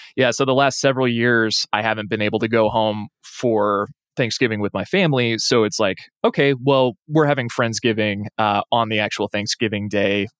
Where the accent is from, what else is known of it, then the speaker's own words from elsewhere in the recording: Lewiston, Idaho, United States; moved away; I'm from Lewiston originally and still have friends in Moscow